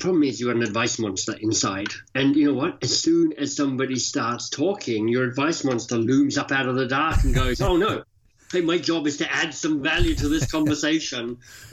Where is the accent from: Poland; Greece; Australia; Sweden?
Australia; moved away as an adult; also born or lived in Oxford, United Kingdom / London, United Kingdom / Boston, United States; now in Toronto, Canada; I live in Toronto, Canada, but I'm Australian by birth and left Australia some 30 years ago